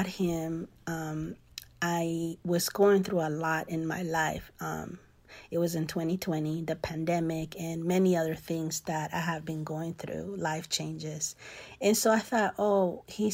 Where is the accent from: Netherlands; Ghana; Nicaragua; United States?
Nicaragua; moved away; The part of the culture that I grew up in Nicaragua